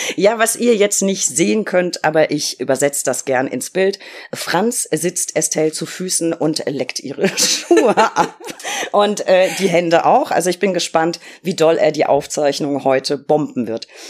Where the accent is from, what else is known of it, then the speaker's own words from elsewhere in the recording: Berlin, Germany; als Berlinerin